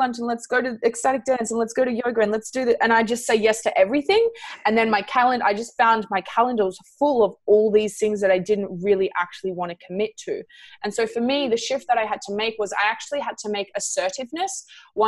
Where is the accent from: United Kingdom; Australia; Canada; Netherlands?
Australia; Canberra, Australian Capital Territory; I'm from Canberra